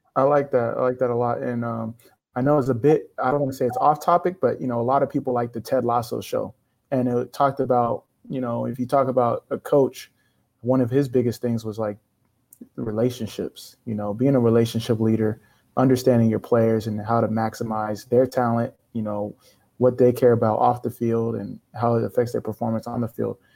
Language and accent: English; Sacramento, California, United States; I'm from Sac.